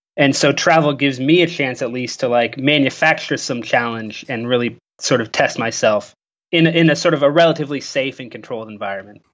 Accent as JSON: {"language": "English", "country": "Canada", "said": "I'm from Canada"}